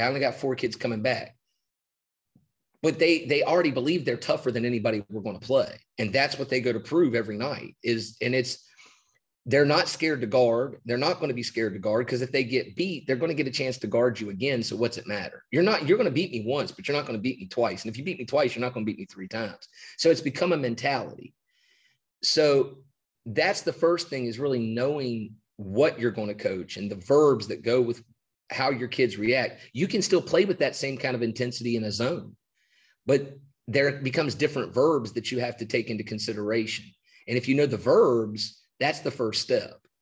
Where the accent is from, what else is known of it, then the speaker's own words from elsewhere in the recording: West Virginia, United States; moved away as an adult; now in Georgetown County, South Carolina, United States; I grew up in West Virginia